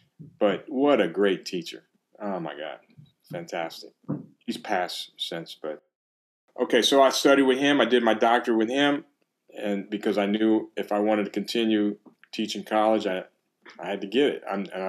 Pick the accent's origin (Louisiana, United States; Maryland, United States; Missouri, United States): Louisiana, United States; I come from South Louisiana, so what we call wrestling is wrestling.